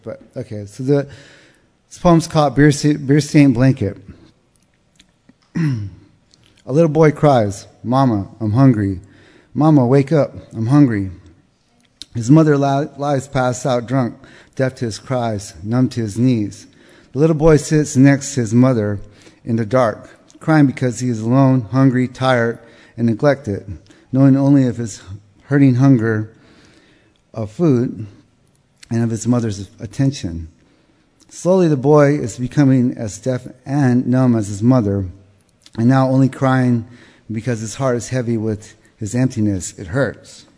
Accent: southern Arizona, United States; I come from South Arizona. I was raised there

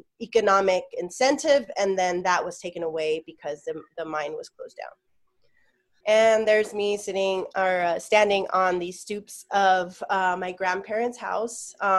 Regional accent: Ajo, Arizona, United States; I'm from Ajo, Arizona. Ajo is a border town in every sense of the word.

